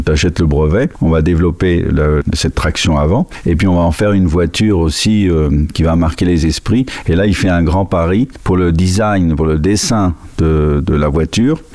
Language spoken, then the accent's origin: French; Spain; Moi, je suis né en Espagne